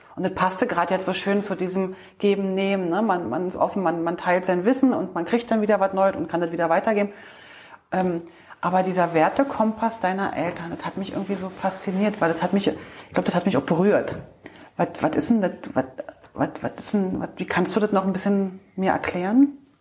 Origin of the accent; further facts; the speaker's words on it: East Germany, Germany; wir Ossis, weil ich mich da sozusagen mit dir ähm, verbinde, weil ich ja auch ein Ostkind bin